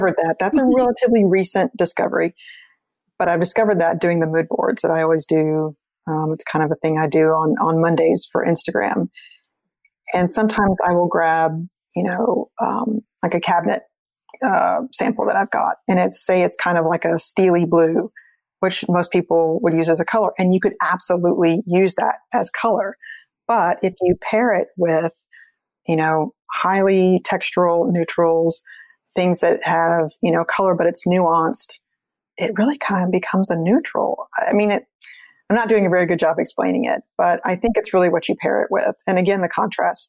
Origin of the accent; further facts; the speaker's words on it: South Texas, United States; moved away; also born or lived in Washington, D.C. area / Brazil; I grew up in South Texas